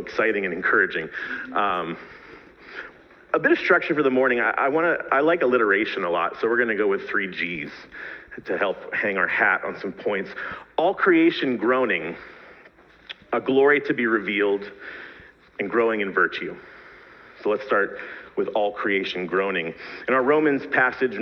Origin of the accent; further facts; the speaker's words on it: Pittsburgh, Pennsylvania, United States; moved away as an adult; also born or lived in East Africa; I'm a proud Pittsburgher. I grew up in that area